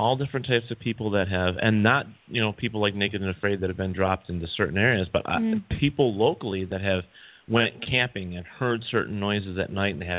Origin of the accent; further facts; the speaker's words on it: New York, United States; we're from New York.